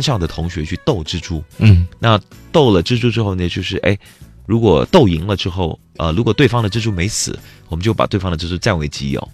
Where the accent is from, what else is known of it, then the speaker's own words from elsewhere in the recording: Malaysia; moved away; 我上次回到马来西亚的时候